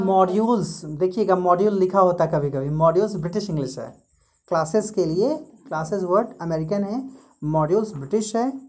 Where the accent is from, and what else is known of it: India